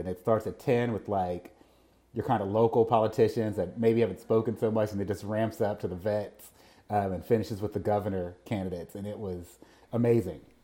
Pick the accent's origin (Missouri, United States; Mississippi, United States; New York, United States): Mississippi, United States; as a musician growing up in Mississippi